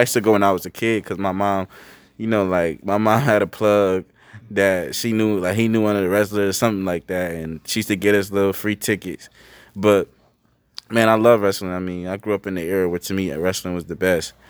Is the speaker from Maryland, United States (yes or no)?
no; Bridgeport, Connecticut, United States; I'm from Bridgeport, Connecticut. It's a city.